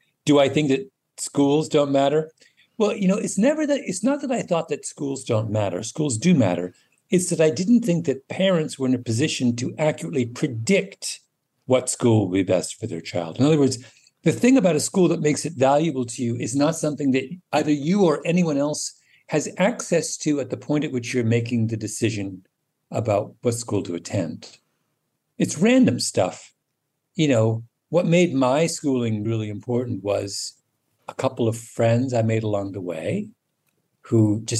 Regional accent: Canada; also born or lived in England; My memories of growing up in England are, I have them, but they're not central to my recollections of my childhood the way my Canada memories are.

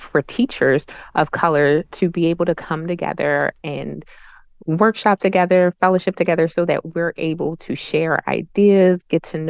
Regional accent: Baltimore, Maryland, United States; moved away as an adult; also born or lived in Frederick County, Maryland; I'm originally from Baltimore, so when I went to school, everyone in my classroom looked like me

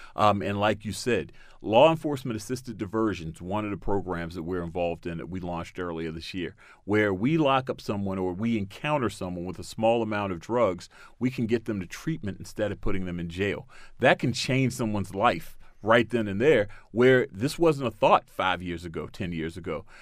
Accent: Baltimore, Maryland, United States; my city of Baltimore, I'm, I was born and raised in Baltimore

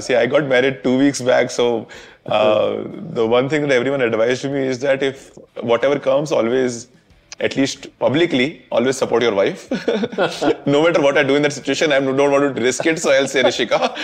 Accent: Jaipur, Rajasthan, India; I grew up in Jaipur.

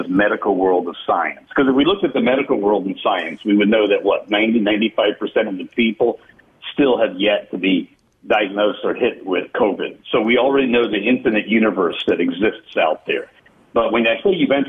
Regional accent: Deep South, United States; I was raised in the Deep South

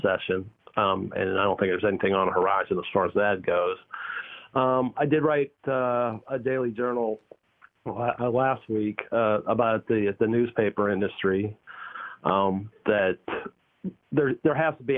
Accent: Pittsburgh, Pennsylvania, United States; now in North Carolina, United States; I grew up in Pittsburgh

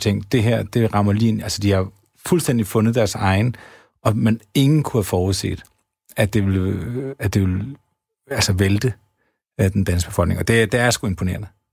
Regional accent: Havdrup, Zealand, Denmark; jeg kommer selv fra Havdrup

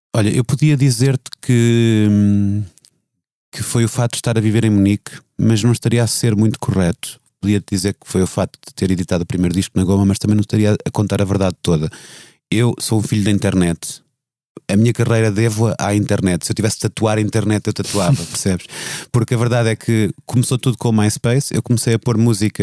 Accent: Viseu, Centro, Portugal; Em Viseu, a crescer em Viseu, não tinha pessoas que fizessem disso uma carreira

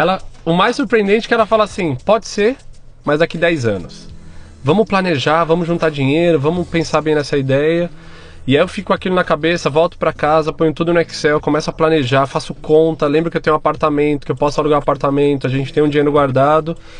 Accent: São Paulo, Brazil; eu sou paulistano, nascido e crescido em São Paulo

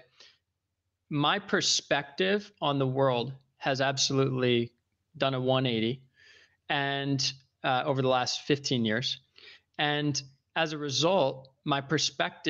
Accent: Northern Virginia, United States; moved away as an adult; also born or lived in New York; I was raised in Northern Virginia, outside of Washington, D.C.

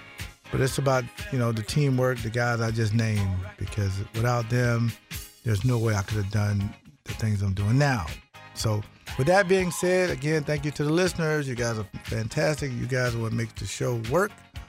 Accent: Florida, United States; moved away; also born or lived in Wisconsin; The state of Wisconsin has been there for me since 1990. Although I'm from Florida.

